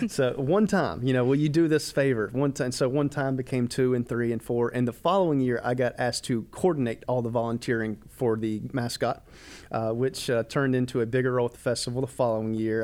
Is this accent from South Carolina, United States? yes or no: yes; Rock Hill, South Carolina, United States; born and raised in Rock Hill